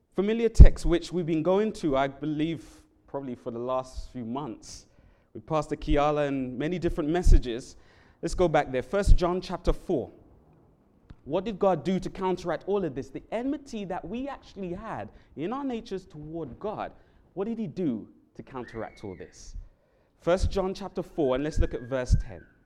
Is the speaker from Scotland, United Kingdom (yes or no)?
no; London, United Kingdom; now in Hawaii, United States; I'm from the um, country of England, London, England in particular